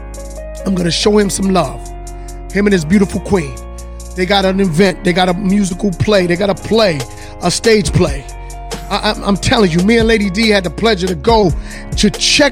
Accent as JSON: {"language": "English", "area": "Hampton Roads", "region": "Virginia", "country": "United States", "tie": "born or raised there"}